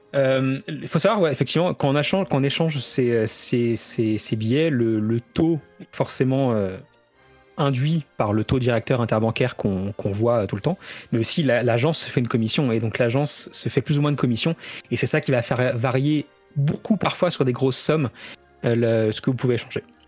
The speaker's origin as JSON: {"language": "French", "country": "France", "said": "chez nous en France"}